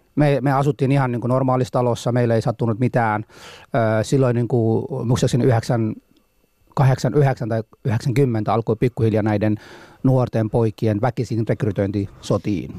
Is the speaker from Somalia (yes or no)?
yes; Mogadishu, Banadir, Somalia; Finnish is a second language; now in Finland; Mogadishussa kyllä synnyin silloin ja elänyt siellä, kunnes sitten se sota alkoi